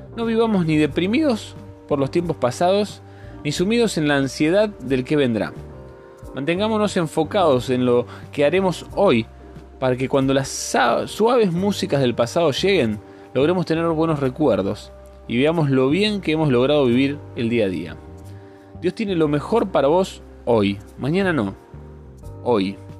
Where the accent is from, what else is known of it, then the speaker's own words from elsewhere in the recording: Rosario, Santa Fe, Argentina; moved away; mi ciudad natal, mi Rosario querida